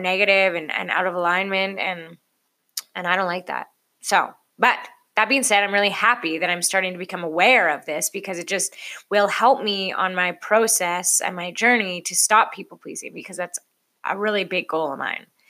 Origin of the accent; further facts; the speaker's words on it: Canada; I'm Canadian.